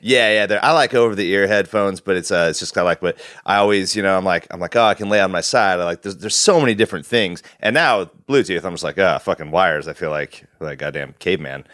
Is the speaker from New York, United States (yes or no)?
no; Wasilla, Alaska, United States; now in Portland, United States; growing up in Wasilla